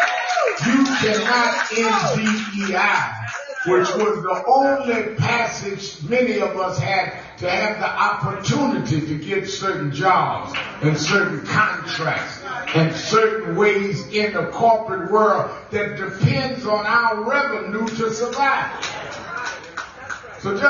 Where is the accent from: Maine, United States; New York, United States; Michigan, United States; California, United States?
New York, United States; New York City; You had to be abrasive growing up in Brownsville